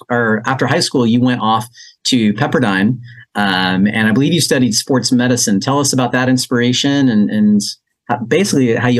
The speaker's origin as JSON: {"language": "English", "town": "Azusa", "region": "California", "country": "United States", "tie": "born or raised there", "said": "I grew up in Azusa."}